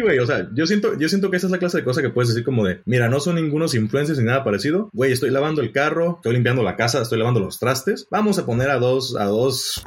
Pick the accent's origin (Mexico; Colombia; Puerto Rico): Mexico; moved away as an adult; hace un tiempo yo me fui de México, actualmente encuentro fuera del país.